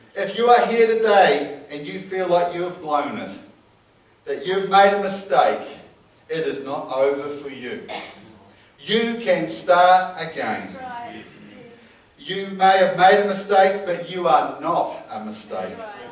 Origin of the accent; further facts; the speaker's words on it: New Zealand; I'm a Kiwi